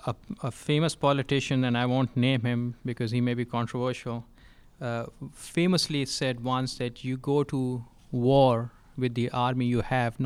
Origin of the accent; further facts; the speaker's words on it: Texas, United States; I'm from Texas, and Texas has a statewide trauma system and their own designation system.